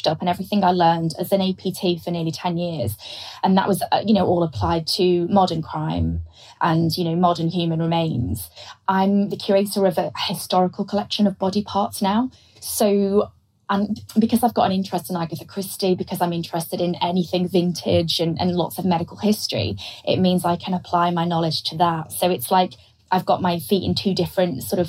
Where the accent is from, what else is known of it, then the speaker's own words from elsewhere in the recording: Liverpool, North West England, United Kingdom; I was from Liverpool